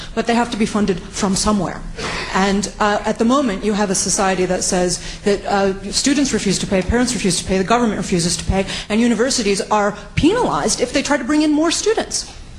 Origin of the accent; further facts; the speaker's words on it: United States; moved away; I come from America.